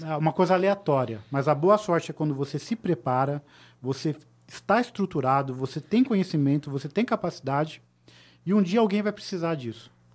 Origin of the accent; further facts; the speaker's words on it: Tatuí, São Paulo, Brazil; also born or lived in Sorocaba; eu vim da cidade de Sorocaba, na verdade, a minha família é de Tatuí, né, uma cidade bem pequenininha, próxima de São Paulo.